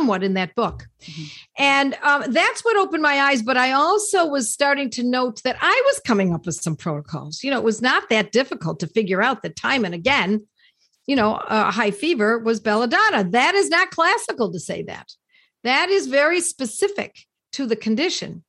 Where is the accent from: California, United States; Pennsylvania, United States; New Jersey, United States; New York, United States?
New York, United States; Buffalo; Buffalo, New York, my hometown